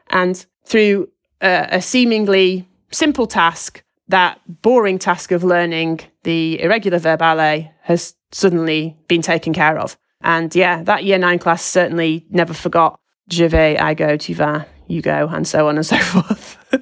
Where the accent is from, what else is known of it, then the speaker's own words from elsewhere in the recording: Lancashire, North West England, United Kingdom; I'm from Lancashire